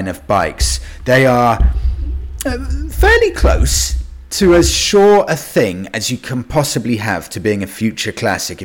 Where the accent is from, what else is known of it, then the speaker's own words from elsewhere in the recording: United Kingdom; as a British guy